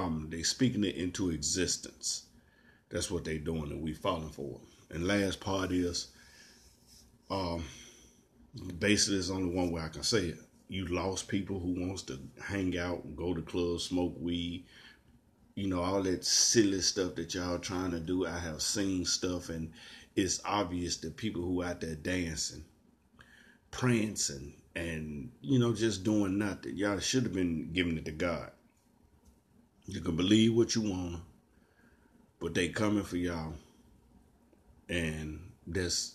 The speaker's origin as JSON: {"language": "English", "area": "Shelby County", "region": "Tennessee", "country": "United States", "said": "I'm from Tennessee. And my county, Shelby County, is the only county in the state of Tennessee"}